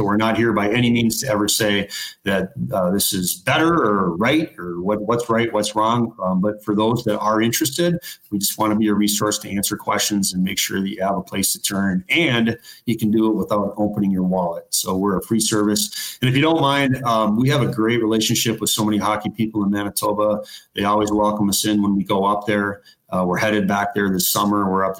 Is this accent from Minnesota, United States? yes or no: yes; Minnesota, United States; I'm from Minnesota. I'm down in Minneapolis right now.